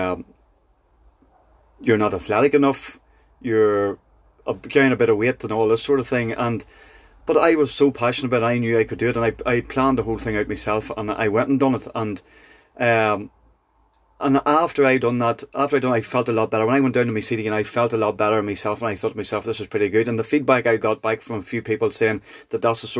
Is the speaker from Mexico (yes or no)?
no; Kildress, Northern Ireland, United Kingdom; I'm from Kildress in County Tyrone.